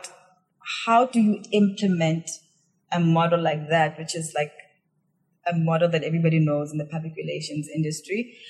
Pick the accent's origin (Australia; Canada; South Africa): South Africa; moved away as an adult; now in Hong Kong; I'm from South Africa and I'm quite connected to the public relations industry and the marketing industry that side